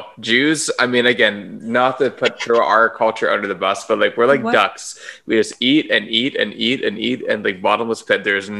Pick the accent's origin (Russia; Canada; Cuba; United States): Canada; Vancouver, British Columbia; I'm born and raised in Vancouver. I'm right downtown.